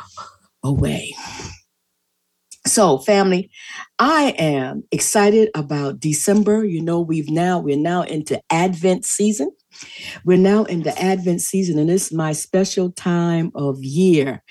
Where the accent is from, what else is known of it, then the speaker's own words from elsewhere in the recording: Charleston, South Carolina, United States; I'm from Charleston in the Low Country.